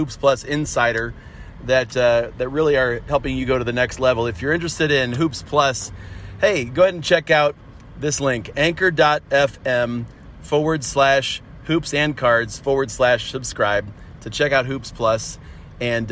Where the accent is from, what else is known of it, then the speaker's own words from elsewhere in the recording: Cleveland, Ohio, United States; I'm from Cleveland area